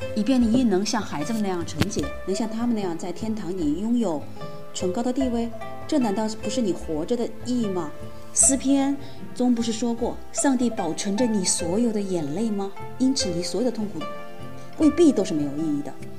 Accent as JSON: {"language": "Chinese", "town": "Wuhan", "region": "Hubei", "country": "China", "said": "湖北武汉人"}